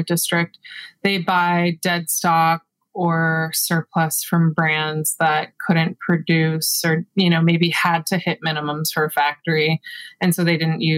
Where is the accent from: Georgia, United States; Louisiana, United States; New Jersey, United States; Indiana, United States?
Georgia, United States; Atlanta; I was born and raised in Atlanta, Georgia, but both of my parents are actually from Massachusetts.